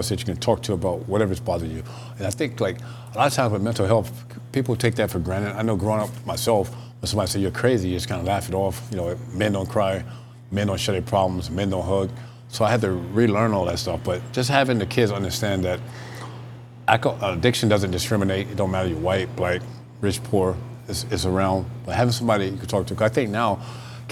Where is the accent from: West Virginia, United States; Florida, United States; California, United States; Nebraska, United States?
Florida, United States; Tampa; Growing up in Tampa, Cincinnati Reds had spring training there